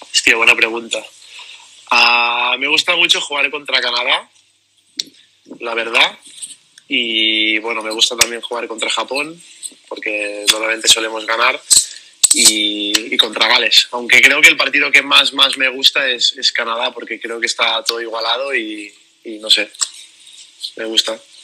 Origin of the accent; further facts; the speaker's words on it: Barcelona, Catalonia, Spain; soy de Barcelona, vivo en Barcelona